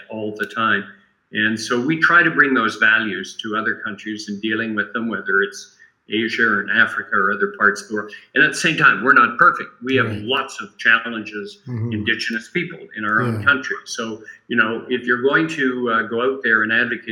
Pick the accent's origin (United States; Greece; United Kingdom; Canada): Canada; I'm very happy as a Canadian